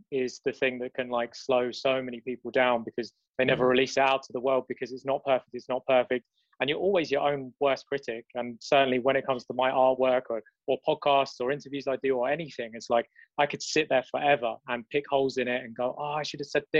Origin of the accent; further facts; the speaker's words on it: London, United Kingdom; It's London, we don't have any sun